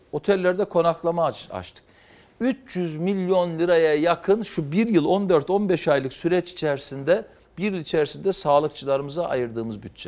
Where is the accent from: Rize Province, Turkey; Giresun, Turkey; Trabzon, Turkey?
Trabzon, Turkey; born or raised there; now in Istanbul, Turkey